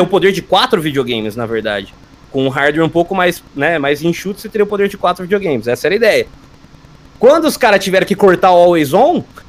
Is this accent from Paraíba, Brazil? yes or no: no; São Carlos, São Paulo, Brazil; Eu sou de São Carlos, interior de São Paulo